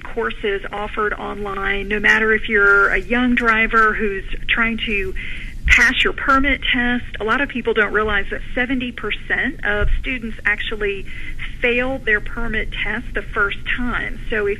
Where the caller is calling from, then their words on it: Austin, Texas, United States; I am in Austin, Texas.